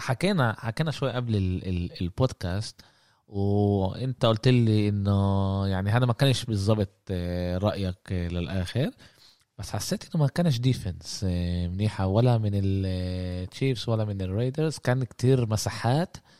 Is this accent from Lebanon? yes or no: no; Jaffa, Palestine; احنا من يافا فلسطين احنا بنقول عماله يسبح لحاله